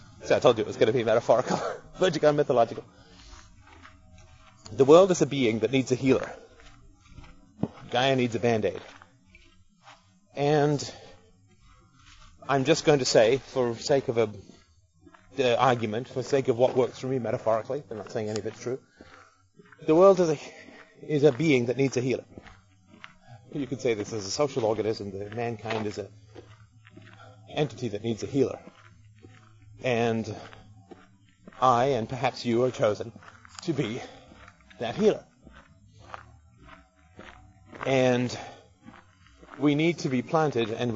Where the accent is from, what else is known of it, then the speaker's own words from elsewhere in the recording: United Kingdom; being British